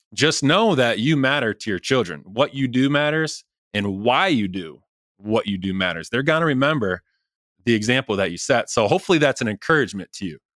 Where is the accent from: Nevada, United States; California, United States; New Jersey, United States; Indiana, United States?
Indiana, United States; Rensselaer; Rensselaer, my hometown